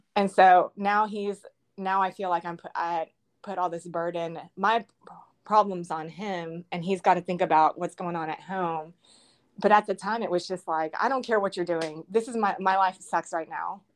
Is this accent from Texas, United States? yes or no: yes; College Station, Texas, United States; I'm from College Station, Texas